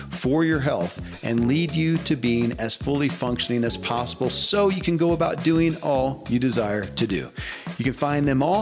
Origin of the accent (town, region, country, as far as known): Kentucky, United States; born or raised there